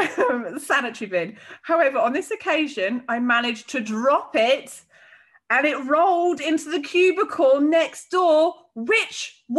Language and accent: English; United Kingdom; I'm so British